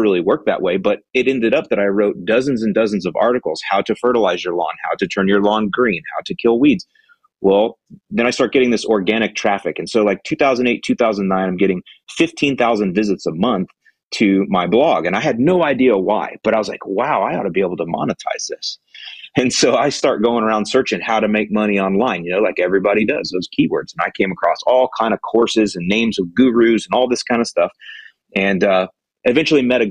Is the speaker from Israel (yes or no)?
no; Florida, United States; moved away as an adult; also born or lived in Chicago, Illinois / Northwest Indiana; I'm born and raised in Florida, but for 15 years, I lived in Chicago, or outside of Chicago, Northwest Indiana